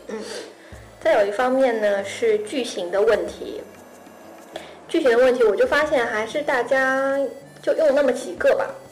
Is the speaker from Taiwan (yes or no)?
no; China; 我是一个中国人的身份